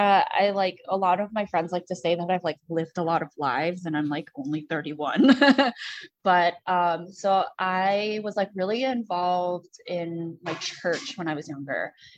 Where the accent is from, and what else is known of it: Rochester, New York, United States; born or raised there; also born or lived in Queens, New York City; now in Washington, DC, United States